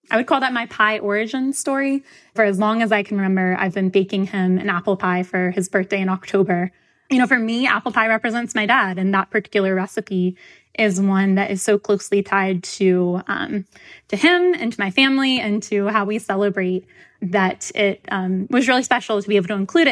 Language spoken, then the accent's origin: English; the South, United States; I'm from the South